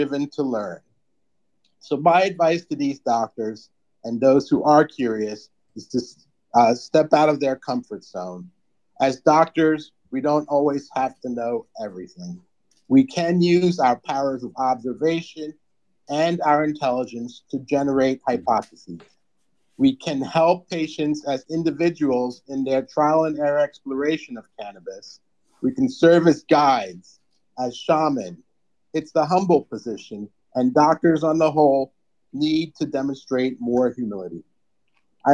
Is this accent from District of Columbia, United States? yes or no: no; New Jersey, United States; I grew up in New Jersey